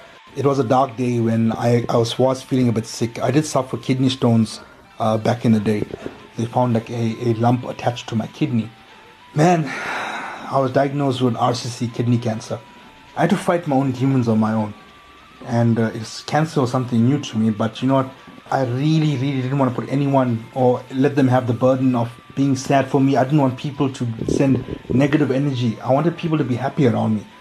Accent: Chatsworth, KwaZulu-Natal, South Africa; growing up in Chatsworth, okay, we are plagued with so many social ills

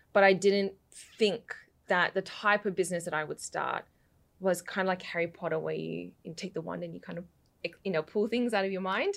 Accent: Western Victoria, Australia; accent: mixed; also born or lived in London, United Kingdom; I moved to Australia when I was four and, um, lived out west

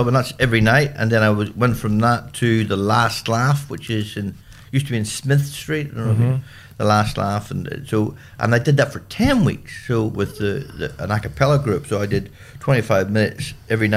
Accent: Antrim Coast, Northern Ireland, United Kingdom; accent: Northern Ireland; moved away as an adult; now in Australia; the people that hear my accent, they know, they go, "Right, you're from the Antrim Coast."

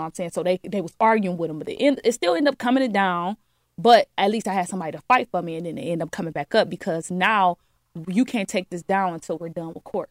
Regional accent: Detroit, Michigan, United States; I'm from the D

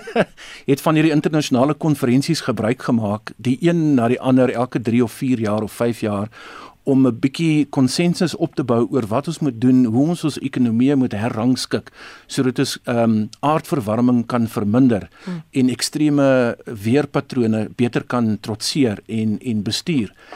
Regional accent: South Africa; ons as Afrikaners of Suid-Afrikaners

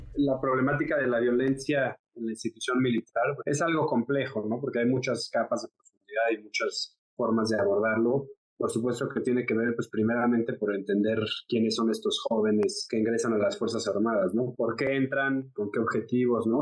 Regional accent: Mexico

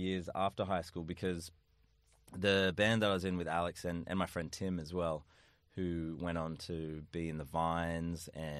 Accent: Empire Bay, New South Wales, Australia; I was in Empire Bay.

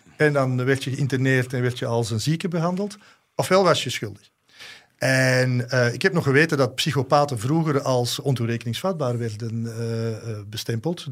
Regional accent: Antwerp, Flanders, Belgium; ik voelde mij ook als Antwerpenaar aangesproken

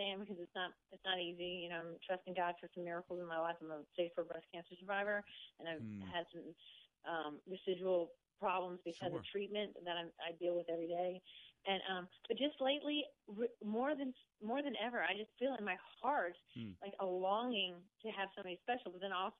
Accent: Bowie, Maryland, United States; I grew up in Bowie, Maryland

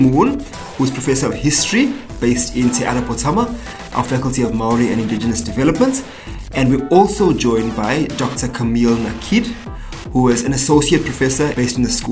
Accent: South Africa; now in New Zealand; I'm from South Africa originally.

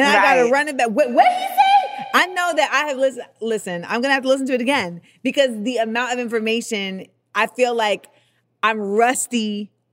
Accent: New York, United States; accent: New York; my New York accent

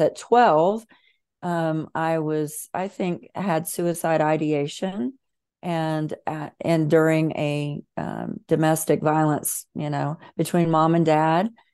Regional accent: Bible Belt of America, the South, United States; I was raised in the Bible Belt of America, very Southern, very fundamentalist

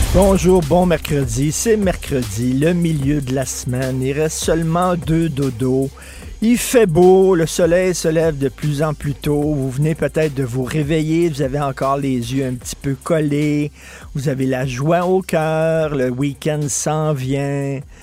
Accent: Quebec, Canada

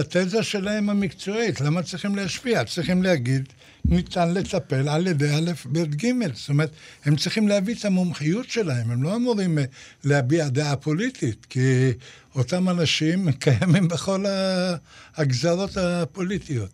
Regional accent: Ashdod, Southern District, Israel; אצלנו בשכונה, בפחונים, באשדוד

